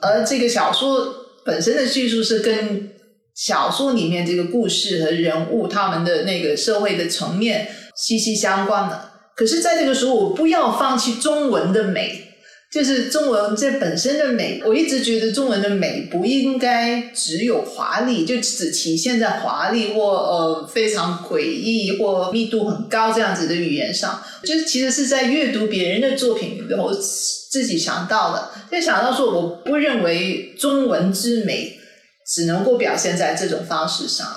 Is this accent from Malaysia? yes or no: yes; Malaysia; first language Cantonese; 我们既然身为马来西亚人